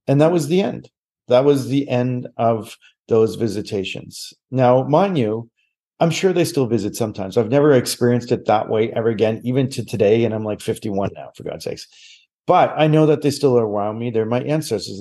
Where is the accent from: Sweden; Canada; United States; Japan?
Canada; Nova Scotia; moved away as an adult; also born or lived in Calgary; I am born and raised in Nova Scotia